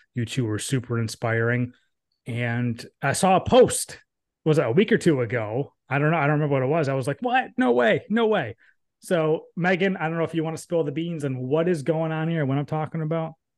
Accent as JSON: {"language": "English", "region": "Northeast", "country": "United States", "tie": "born or raised there", "said": "I grew up, I grew up in the Northeast"}